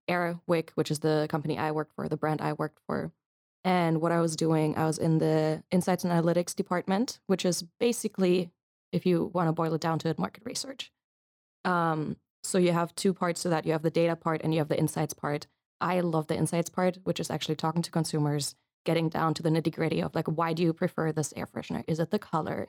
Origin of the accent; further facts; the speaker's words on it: Munich, Bavaria, Germany; moved away as an adult; also born or lived in United States; now in Leiden, Netherlands; I'm from Germany originally, from Munich.